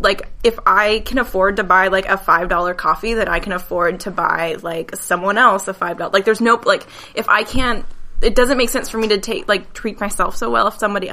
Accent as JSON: {"language": "English", "region": "Midwest", "country": "United States", "tie": "born or raised there", "said": "Like, growing up in the Midwest, like, everybody had about the same"}